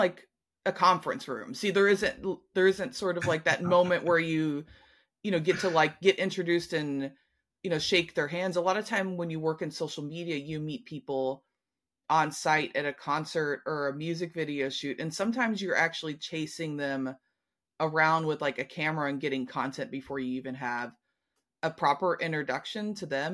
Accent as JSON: {"language": "English", "region": "Kentucky", "country": "United States", "moved": "yes", "said": "I was from Kentucky."}